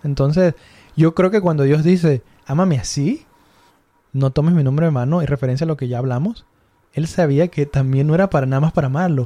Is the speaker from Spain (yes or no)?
no; Mexico; somos groseros los mexicanos